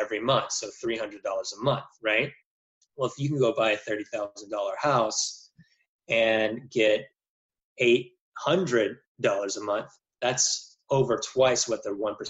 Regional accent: Jackson, Mississippi, United States; also born or lived in Cincinnati; move back to my home state in Jackson, Mississippi, where my parents also did real estate

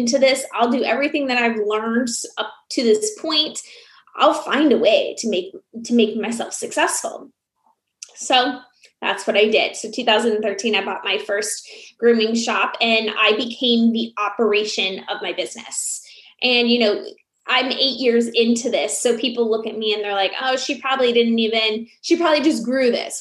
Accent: Iowa, United States; moved away; also born or lived in Phoenix; growing up in Iowa

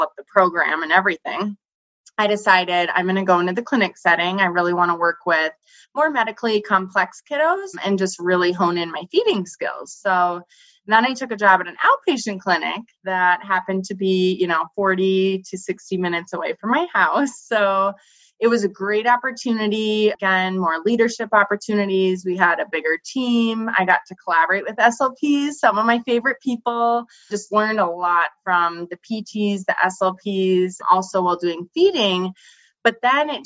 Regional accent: North Dakota, United States; moved away; also born or lived in Minneapolis, Minnesota; where I grew up in North Dakota

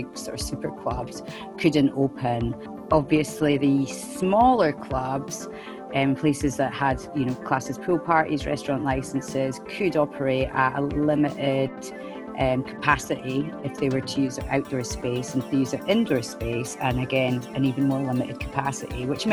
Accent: Glasgow, Scotland, United Kingdom; moved away as an adult; now in Ibiza, Spain; I'm from Glasgow originally. I live in Ibiza, have done for 2 years

